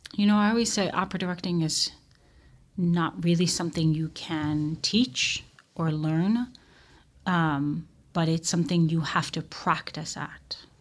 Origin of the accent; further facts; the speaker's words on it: Tel Aviv, Tel Aviv District, Israel; I grew up in Israel. I grew up in Tel Aviv.